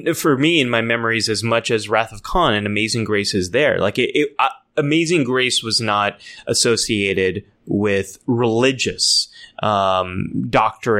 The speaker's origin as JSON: {"language": "English", "region": "California", "country": "United States", "tie": "born or raised there", "said": "I grew up here in California"}